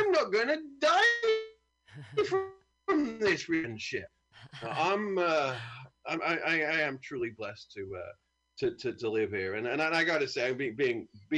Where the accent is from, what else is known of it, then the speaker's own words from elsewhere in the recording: United Kingdom; I'm from a great country.